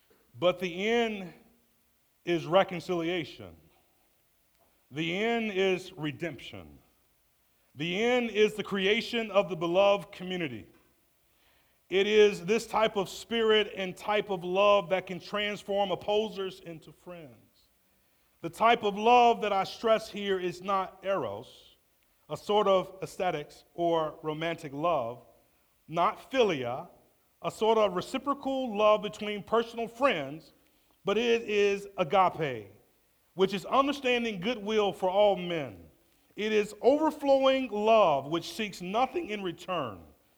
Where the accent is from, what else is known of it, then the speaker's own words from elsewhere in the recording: Atlanta, Georgia, United States; I'm from Atlanta.